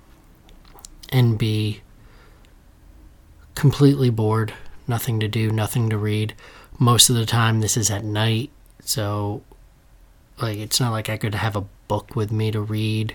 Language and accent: English; Danbury, Connecticut, United States; I grew up in Danbury, Connecticut